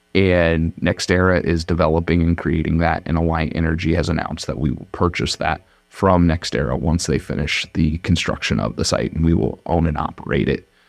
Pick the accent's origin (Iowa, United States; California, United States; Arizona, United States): Iowa, United States; Madrid; I grew up in Madrid, Iowa